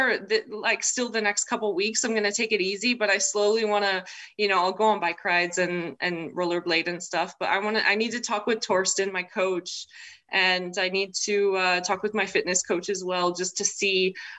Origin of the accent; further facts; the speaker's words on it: United States; also born or lived in Czech Republic; I was born there, but my parents already lived in the States at the time